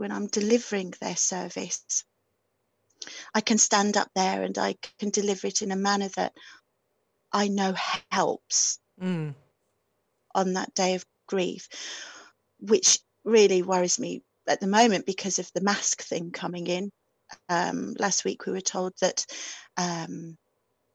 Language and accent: English; near Dudley, West Midlands, United Kingdom; accent: Black Country; moved away; also born or lived in Aberystwyth; I was very, very black country accent. I was brought up near Dudley